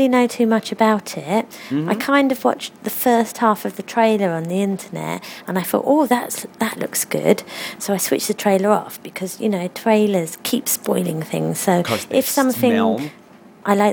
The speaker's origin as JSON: {"language": "English", "region": "London", "country": "United Kingdom", "tie": "born or raised there", "said": "I have half Irishness, even though I was born and brought up in London."}